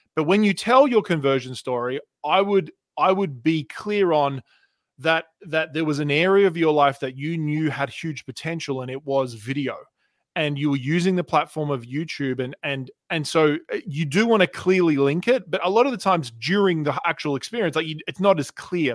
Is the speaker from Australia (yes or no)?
yes; Australia; accent: Australian; moved away as an adult; also born or lived in Canada; now in United States; I was born in Canada. in nineteen eighty-one, and I moved to Australia when I was two, and I grew up on the beaches